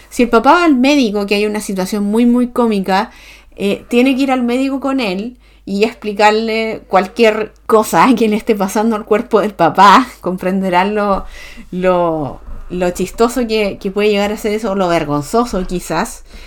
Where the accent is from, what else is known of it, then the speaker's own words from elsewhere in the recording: Chile; como sociedad chilena